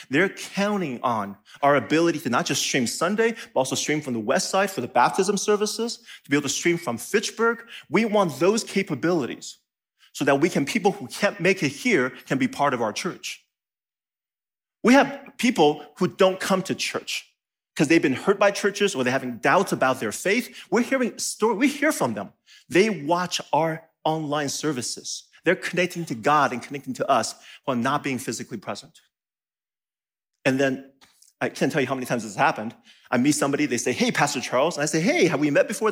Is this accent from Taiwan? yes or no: yes; Taiwan; now in Madison, United States; I, I was born in Taiwan.